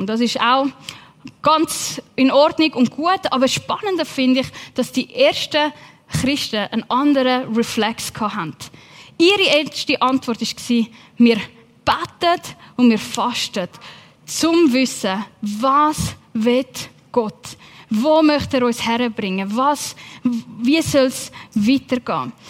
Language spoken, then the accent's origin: German; Switzerland; also born or lived in England; bei uns in der Schweiz